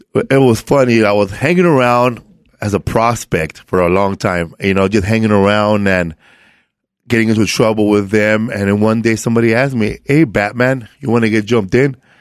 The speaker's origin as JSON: {"language": "English", "town": "Los Angeles", "region": "California", "country": "United States", "tie": "born or raised there", "said": "I grew up in um, Boyle Heights. Um, it's like people confuse it to East LA, but um, I'm like closer to downtown LA."}